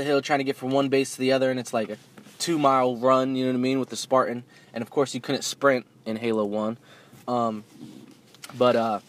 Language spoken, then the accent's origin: English; New Jersey, United States; kids that I grew up with in New Jersey